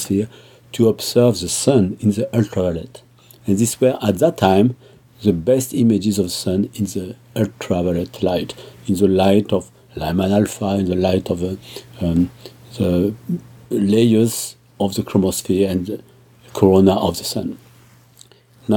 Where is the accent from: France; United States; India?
France; southern France; I was born in Europe, France, to be clear, in the south of France. And I studied mostly in France.